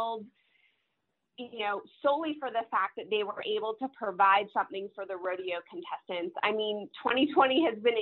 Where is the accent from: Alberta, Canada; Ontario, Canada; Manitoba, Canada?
Alberta, Canada; Calgary; moved away as an adult; now in Texas, United States; I was originally born and raised in Calgary, Alberta, Canada